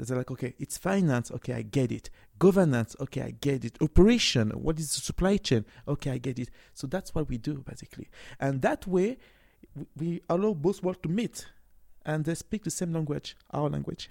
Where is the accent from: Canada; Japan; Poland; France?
France; moved away; also born or lived in Cameroon (ancestry) / Nigeria; I was born and raised in France, but my original country is Cameroon, so I'm a Cameroon